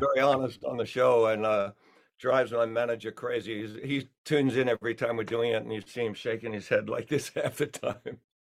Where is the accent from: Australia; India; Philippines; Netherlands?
Australia; accent: Australian; also born or lived in England; now in United States; my Australian accent's still there